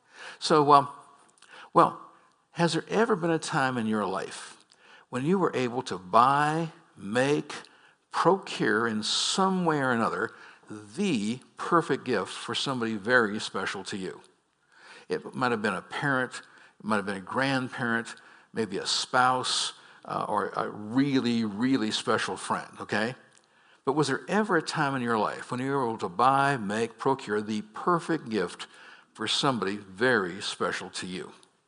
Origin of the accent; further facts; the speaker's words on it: Scotland, United Kingdom; Come on, folks, I'm Scottish.